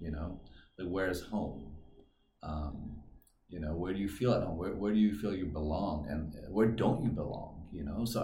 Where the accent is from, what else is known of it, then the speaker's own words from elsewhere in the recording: California, United States; also born or lived in Iran; now in Chengdu, China; I was born in Iran, raised in California.